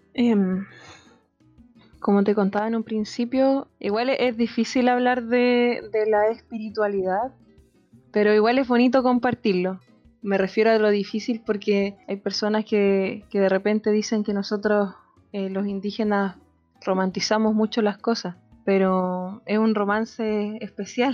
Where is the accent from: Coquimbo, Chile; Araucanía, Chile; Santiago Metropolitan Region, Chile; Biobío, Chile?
Biobío, Chile; Alto; soy de acá del territorio mapuche pehuenche de Alto Biobío, de la cordillera de la región del Biobío